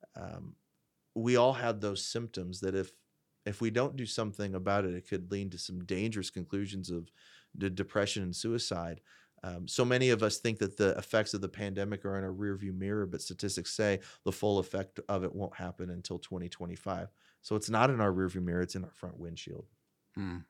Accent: Fort Wayne, Indiana, United States; I, I, predominantly grew up in Fort Wayne, uh, in the Fort Wayne area.

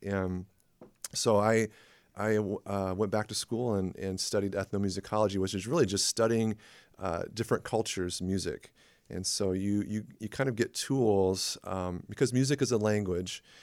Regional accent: La Porte, Indiana, United States; moved away as an adult; also born or lived in Twin Cities, Minnesota; I grew up in LaPorte, Indiana

